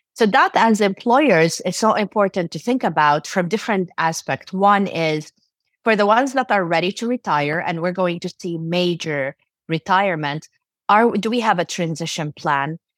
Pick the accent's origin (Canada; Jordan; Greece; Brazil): Jordan; also born or lived in Turkey; now in United States; I was born in Turkey and raised in Jordan in the Middle East. I moved to the U S in ninety-six, and I've been here since then.